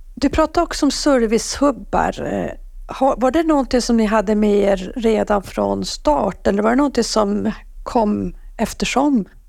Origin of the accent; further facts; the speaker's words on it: Norrbotten County, Sweden; jag som är norrbottning